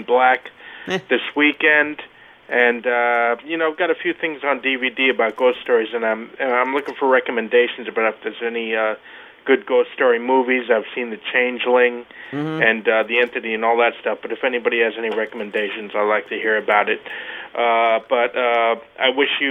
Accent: New York City, New York, United States; I grew up in Flushing, so the 7 train was my line

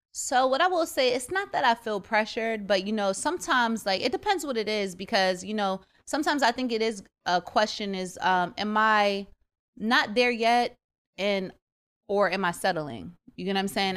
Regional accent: United States; also born or lived in Jamaica / Trinidad and Tobago; I grew up in America for the most part

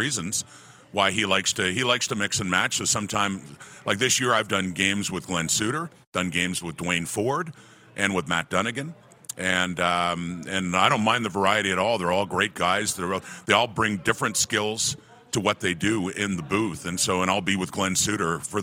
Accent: Ottawa, Ontario, Canada; moved away; I was originally from Ottawa. I was an old Ottawa Rough Rider fan

